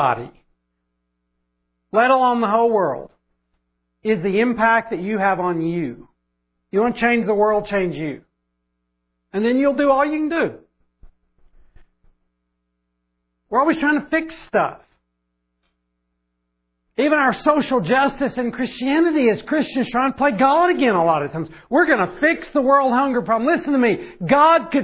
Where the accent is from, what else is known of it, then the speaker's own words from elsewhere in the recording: Oklahoma, United States; I grew up in Oklahoma